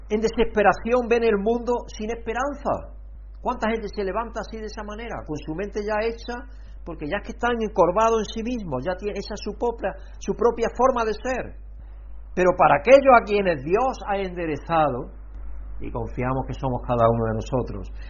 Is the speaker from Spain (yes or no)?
yes; Alcalá la Real, Andalusia, Spain; donde nosotros somos, de Alcalá Real